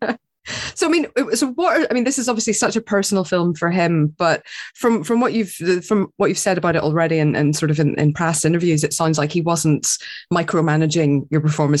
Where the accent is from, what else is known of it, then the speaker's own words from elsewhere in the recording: Northern Ireland, United Kingdom; moved away; we kinda grew up with just armored trucks going down the road, people carrying automatic weapons